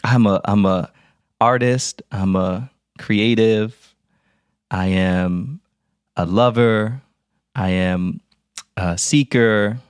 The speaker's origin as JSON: {"language": "English", "town": "Philadelphia", "region": "Pennsylvania", "country": "United States", "tie": "born or raised there", "said": "I told you I grew up in West Philly, and I grew up going to Baptist church."}